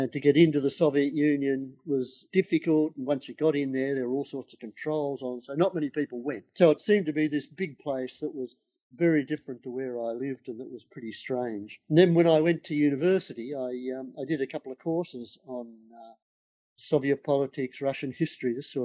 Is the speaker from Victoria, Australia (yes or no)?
yes; Melbourne, Victoria, Australia; now in Sydney, Australia; when I was a kid growing up in Melbourne